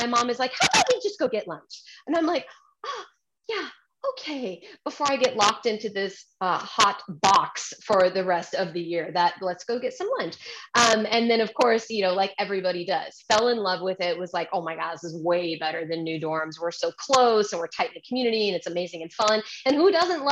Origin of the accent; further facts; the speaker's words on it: Phoenix, Arizona, United States; moved away as an adult; also born or lived in Virginia; I grew up in Phoenix, Arizona, running around in cowboy boots with a sunburn perpetually.